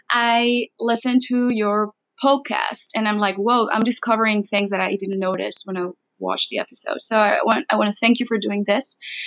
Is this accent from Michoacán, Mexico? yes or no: no; Mexicali, Baja California, Mexico; I am from Mexicali, Mexico.